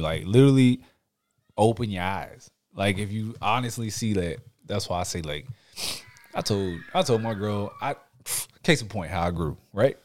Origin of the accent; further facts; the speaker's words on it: Houston, Texas, United States; I'm, I'm from Houston